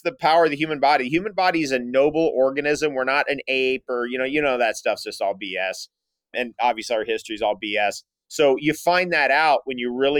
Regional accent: San Diego, California, United States; Being from San Diego, I think we're both from San Diego

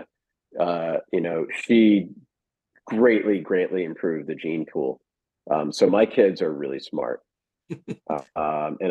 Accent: United States; As an American Jew, as the son of a Holocaust survivor

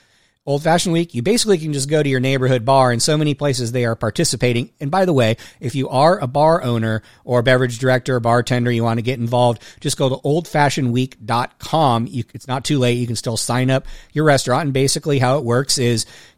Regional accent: Bay Area, California, United States; now in New Orleans, United States; I grew up in California, grew up in the Bay Area.

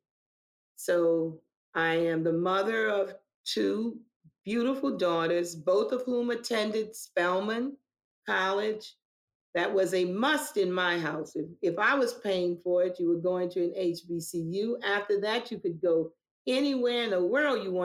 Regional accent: New Orleans, Louisiana, United States; I was born and raised in New Orleans, Louisiana, in the old Seventh Ward

